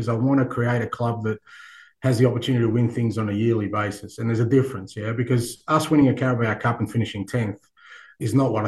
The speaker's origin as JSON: {"language": "English", "country": "Australia", "tie": "born or raised there", "moved": "yes", "said": "I grew up in Australia where we love sport"}